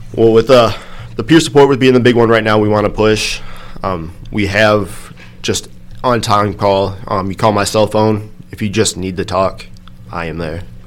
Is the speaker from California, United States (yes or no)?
no; Dixon, Illinois, United States; I'm local from the area, born and raised in Dixon